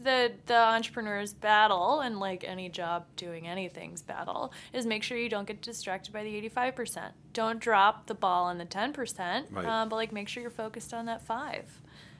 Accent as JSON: {"language": "English", "region": "Texas", "country": "United States", "said": "Texas. I get snooty about salsas."}